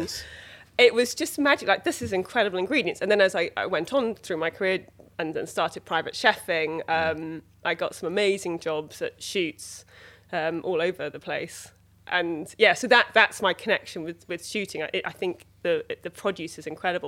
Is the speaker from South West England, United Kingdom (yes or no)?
yes; Dorset, South West England, United Kingdom; moved away; also born or lived in London; I grew up in Dorset on a kind of small holding